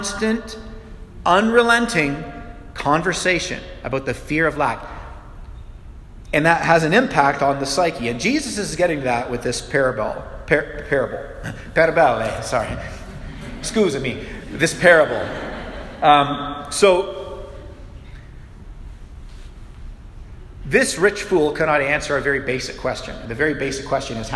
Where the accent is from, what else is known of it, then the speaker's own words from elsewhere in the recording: Canada; we're Canadian